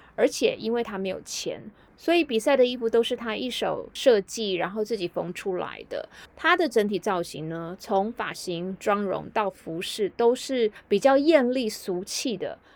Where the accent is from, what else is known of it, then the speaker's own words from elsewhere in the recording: Taiwan; 并不是我们台湾人日常会从事的运动嘛